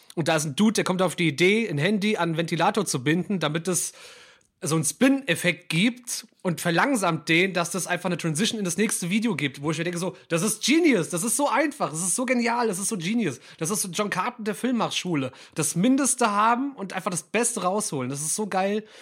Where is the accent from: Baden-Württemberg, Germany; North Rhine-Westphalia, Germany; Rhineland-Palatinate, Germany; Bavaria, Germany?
Rhineland-Palatinate, Germany; Mainz; ich als gebürtiger Mainzer